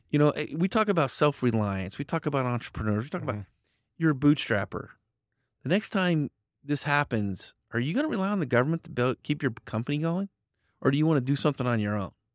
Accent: Fruitland, Idaho, United States; also born or lived in Central Valley, California; I grew up in Fruitland, Idaho.

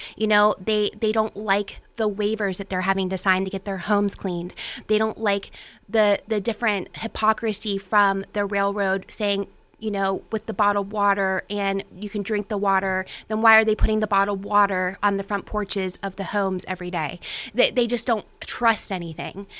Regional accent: Weirton, West Virginia, United States; now in Pittsburgh, United States; I am originally from the Ohio Valley myself. I'm from Weirton, West Virginia

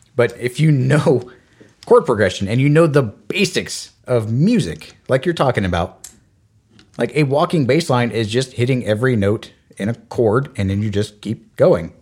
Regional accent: United States; I, as an American

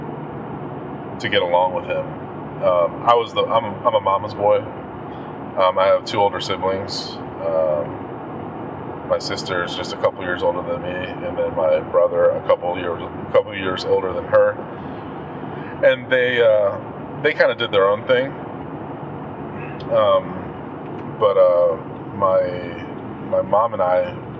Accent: Washington, District of Columbia, United States; moved away as an adult; also born or lived in Maryland; Born and raised in the D.C. area

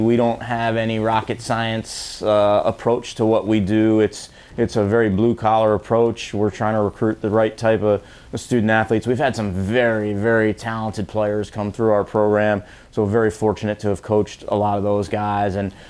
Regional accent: New York, United States; also born or lived in Mid-Atlantic / New England / Missouri; I'm actually from New York and spent most of my time in the Mid-Atlantic and New England, and then went out to Missouri just for school, had a great experience, but ended up back home

